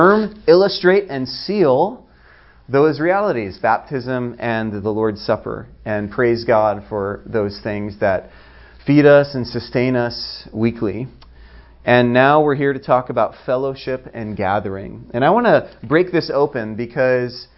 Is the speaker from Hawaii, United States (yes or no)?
yes; Oahu, Hawaii, United States; moved away as an adult; also born or lived in Maui, Hawaii; I was born on Maui, raised on Oahu, lived there my whole life till I graduated high school